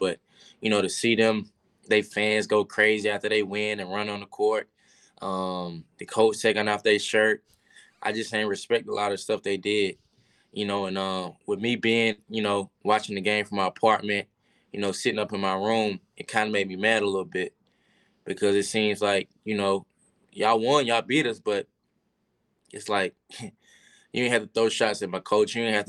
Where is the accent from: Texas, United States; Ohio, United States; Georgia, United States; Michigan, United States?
Georgia, United States; I had a lot of family there. I'm from Georgia.